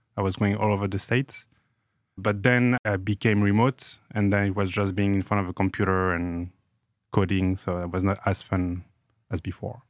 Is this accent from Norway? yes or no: no; Grenoble, Auvergne-Rhône-Alpes, France; moved away; I grew up in Grenoble, in the Alps, in France.